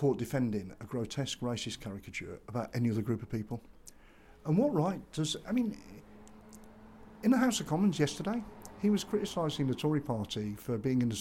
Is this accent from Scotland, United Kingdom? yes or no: no; Dudley, West Midlands, United Kingdom; our house, just round the corner from here